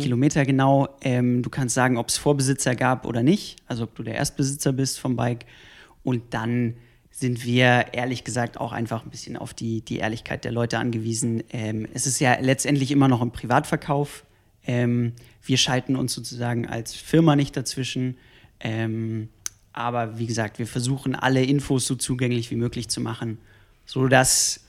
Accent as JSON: {"language": "German", "town": "Hanover", "region": "Lower Saxony", "country": "Germany", "moved": "yes", "lives_now": "Munich, Germany", "said": "ursprünglich komme ich aus Hannover und äh, wohne jetzt auch seit zehn Jahren in München"}